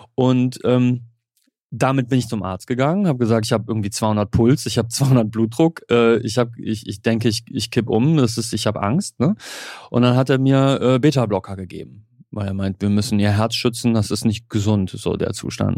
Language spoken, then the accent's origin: German; Germany; als Deutscher